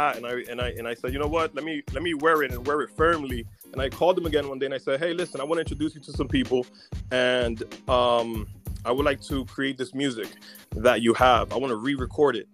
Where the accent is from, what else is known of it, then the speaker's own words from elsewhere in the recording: Newark, New Jersey, United States; moved away as an adult; also born or lived in New Brunswick, New Jersey / Arizona; now in Los Angeles, United States; I'm originally from Newark, New Jersey, born and raised